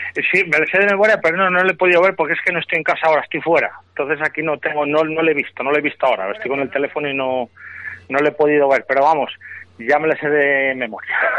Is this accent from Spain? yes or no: yes; Nava del Rey, Castile and León, Spain; es de mi pueblo